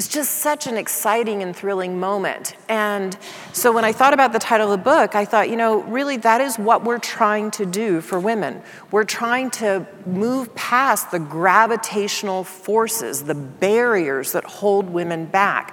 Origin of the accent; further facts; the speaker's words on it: Dallas, Texas, United States; I grew up in Dallas, Texas